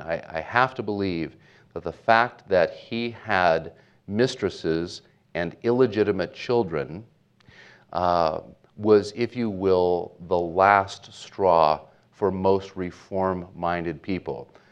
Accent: Portland, Oregon, United States; I grew up in Portland, Oregon, into a, um, a Catholic home

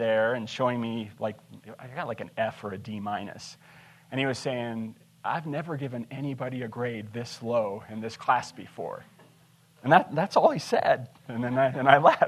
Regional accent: Montana, United States; also born or lived in Shelby, Montana / Lewistown, Montana / Lincoln, Montana / Big Timber, Montana; I'm a Montana boy. I was born in Shelby, moved to Lewistown. My folks got divorced there. We moved to Lincoln, Big Timber.

